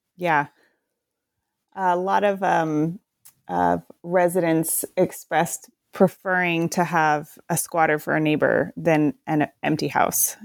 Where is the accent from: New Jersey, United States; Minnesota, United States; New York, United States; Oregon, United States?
Oregon, United States; Portland; I'm from the Portland area